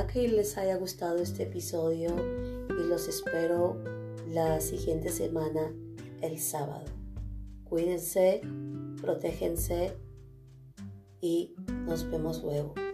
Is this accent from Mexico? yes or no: no; Callao, Peru; moved away as an adult; now in Canada; Me fui de Perú, pero nunca me olvidé de mi Perú querido y especialmente de mi Callao querido